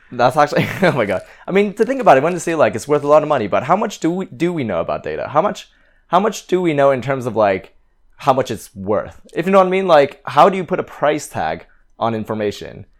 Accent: Canada; now in London, United Kingdom; I, I'm originally from Canada, and my parents are from Hong Kong.

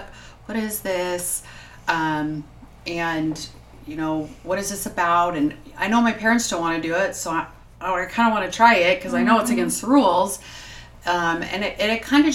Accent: Las Vegas, Nevada, United States; also born or lived in St. George, Utah; I was born in St. George, but I was raised in Las Vegas

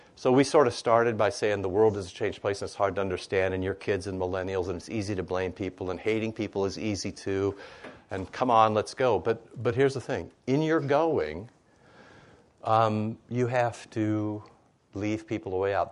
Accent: Iowa, United States; I'm from Iowa. More pigs than people.

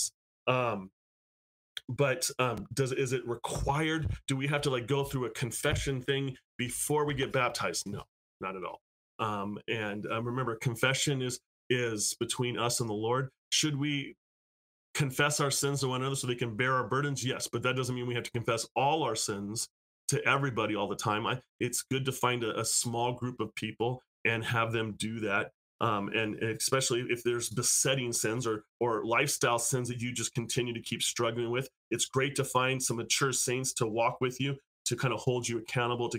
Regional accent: United States; now in California, United States

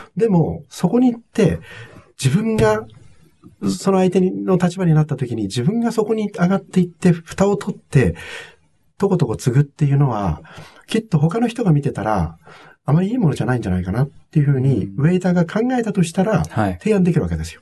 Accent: Togakushi, Nagano, Japan; born or raised there; moved away as an adult; also born or lived in United States

